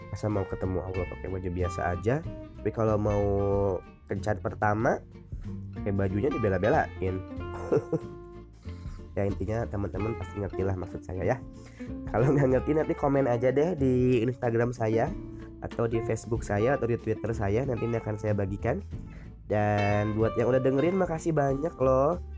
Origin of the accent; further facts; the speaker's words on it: West Java, Indonesia; aku mah orang Sunda jadi ngomongnya rada seperti ini